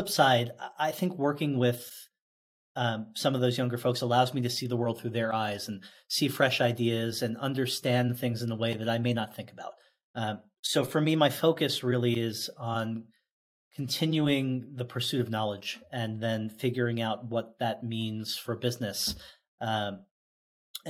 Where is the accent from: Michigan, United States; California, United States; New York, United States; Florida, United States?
New York, United States; Oceanside; in my hometown of Oceanside, New York